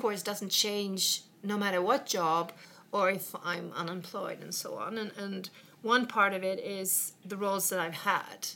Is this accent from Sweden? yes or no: yes; Sweden; English is a second language; also born or lived in England; I came from Sweden